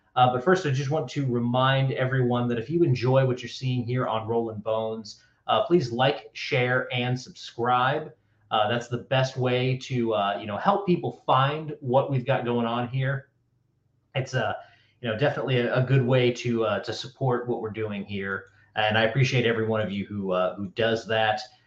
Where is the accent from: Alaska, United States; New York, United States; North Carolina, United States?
North Carolina, United States; I'm from North Carolina